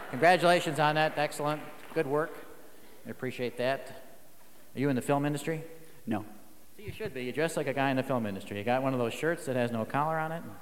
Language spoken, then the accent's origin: English; San Diego, California, United States; From San Diego. From San Diego.